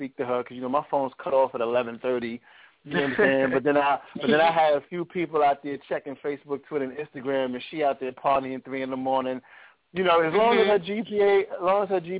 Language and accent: English; New York City, New York, United States; I'm actually back at my home where I was born and raised in Brooklyn